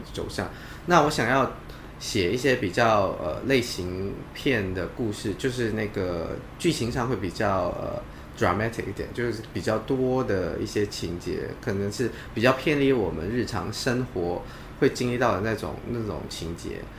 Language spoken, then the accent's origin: Chinese; Malaysia; now in Hong Kong; 我其实，呃，出生在马来西亚嘛，那马来西亚是一个以伊斯兰教为主体的一个国家。嗯，嗯。那我在马来西亚的时候，其实没有太了解伊斯兰教土家